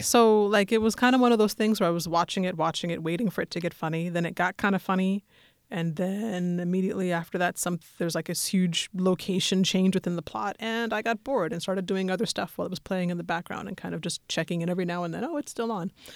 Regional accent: Denver, Colorado, United States; I'm from Denver.

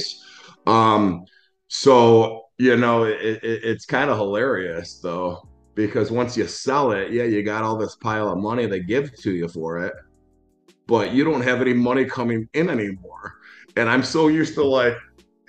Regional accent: Schaumburg, Illinois, United States; also born or lived in Los Angeles; I grew up in Schaumburg, Illinois, very middle class

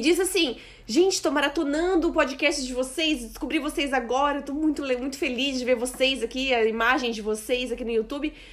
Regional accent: Blumenau, Santa Catarina, Brazil; now in Portugal; a gente vem de Blumenau

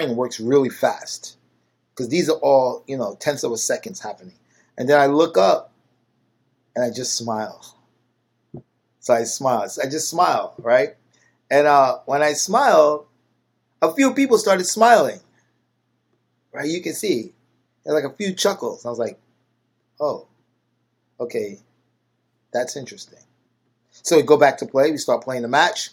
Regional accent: United States; I'm American

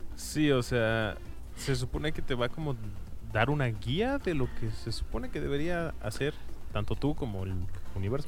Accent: Mexico; somos mexicanos

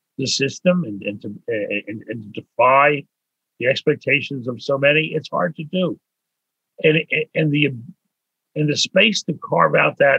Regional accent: Pittsburgh, Pennsylvania, United States; moved away as an adult; now in Montreal, Canada; I was born in Pittsburgh

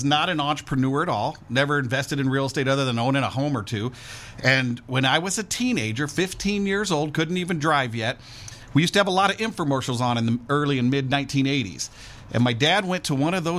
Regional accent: St. Louis, Missouri, United States; moved away; I grew up in the Midwest, just outside of St. Louis, Missouri.

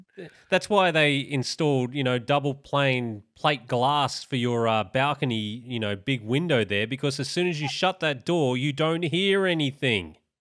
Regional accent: Australia

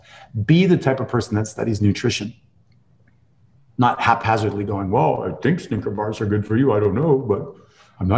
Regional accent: Canada; accent: Canadian; my Canadian accent

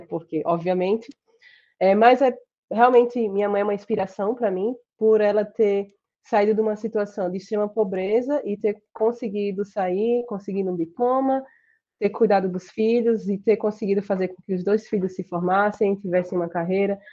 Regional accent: Sergipe, Brazil; accent: Sergipe; moved away as an adult; also born or lived in Rochester, United States; now in United States; meu sotaque de Sergipe

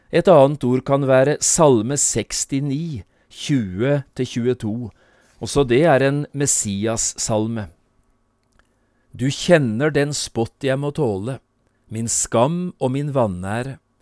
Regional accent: Notodden, Telemark, Norway; moved away as an adult; also born or lived in Oslo; hjemme på Notodden, på besøk hos min mor

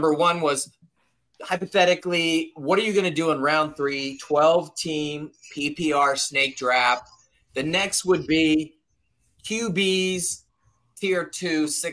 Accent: Southern California, United States; now in Tennessee, United States; I am originally from Southern California

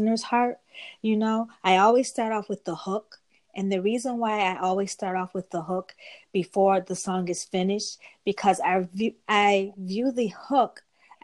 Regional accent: Rochester, New York, United States; I'm from Rochester, New York. That's upstate New York, like 6 hours away from New York City.

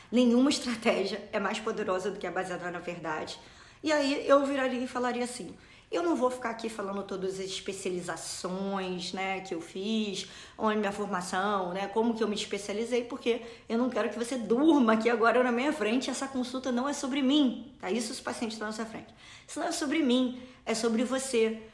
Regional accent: Rio de Janeiro, Brazil; moved away as an adult; now in United States; eu sou original do Rio, moro aqui nos Estados Unidos há cinco anos

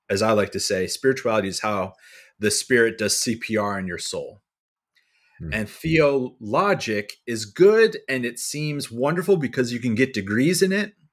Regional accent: Atlantic City, New Jersey, United States; now in Philadelphia, United States; So I'm like just outside of Philly state uh, city lines. Um, but I was born in South Jersey, uh, in Atlantic City. I grew up a surfer skater kid.

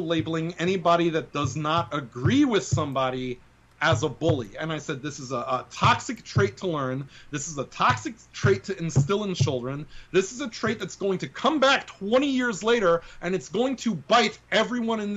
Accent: New York City, New York, United States; I grew up in the Bronx, and it was very diverse

